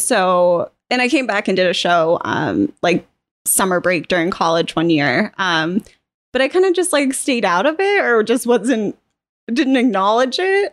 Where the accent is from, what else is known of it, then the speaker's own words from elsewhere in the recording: Otisfield, Maine, United States; also born or lived in Boston, United States / London, United Kingdom; I grew up here in the Oxford Hills.